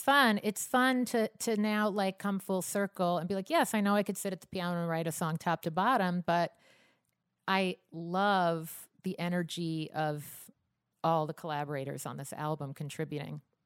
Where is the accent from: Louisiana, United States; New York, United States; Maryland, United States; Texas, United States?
New York, United States; Long Island; a Long Island girl